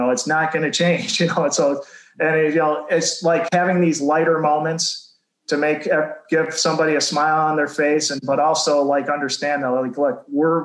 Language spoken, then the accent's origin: English; Macomb County, Michigan, United States; I grew up in Macomb County